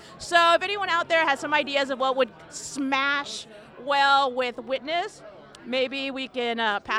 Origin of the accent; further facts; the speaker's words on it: Atlanta, Georgia, United States; now in Eugene, United States; I'm …. I am from, well, I live in Eugene, Oregon, but I'm originally from Atlanta.